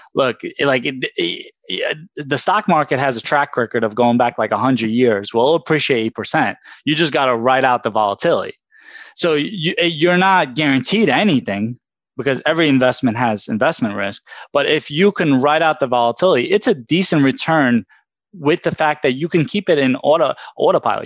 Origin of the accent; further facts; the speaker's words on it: New York City, New York, United States; I grew up in Brooklyn from my childhood